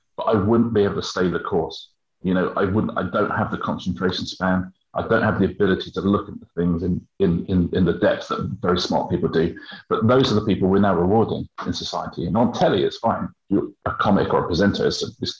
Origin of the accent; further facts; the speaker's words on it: Brighton, South East England, United Kingdom; It was down in Brighton, and that's my hometown